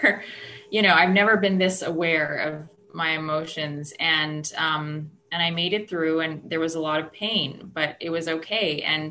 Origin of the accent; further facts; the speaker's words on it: Edmonton, Alberta, Canada; now in Ottawa, Canada; I'm from Ottawa, Canada. I'm originally from Edmonton, Alberta, in Canada, which is Region 1. That's where I came into program, but I've been here now for about 3 years.